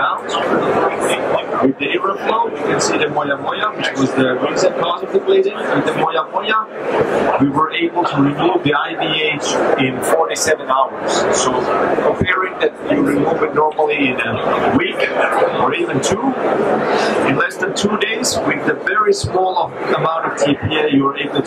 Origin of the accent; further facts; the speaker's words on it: Helsinki, Uusimaa, Finland; I come from Finland, Helsinki. We are a small country